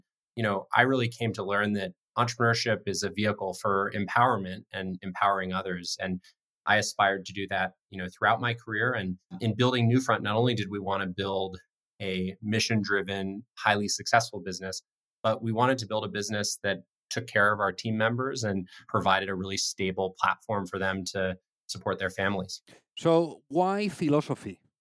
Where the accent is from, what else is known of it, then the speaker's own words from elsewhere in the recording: Colorado, United States; Life in Colorado uh, was amazing. Spent a lot of time in the outdoors growing up, not so much time in classrooms, um, a lot of time skiing and camping.